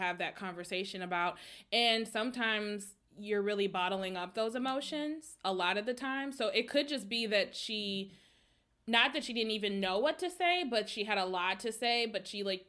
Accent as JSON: {"language": "English", "town": "Minneapolis", "region": "Minnesota", "country": "United States", "tie": "born or raised there", "said": "I'm from Minneapolis. The neighborhood where George Floyd was murdered is literally where I grew up"}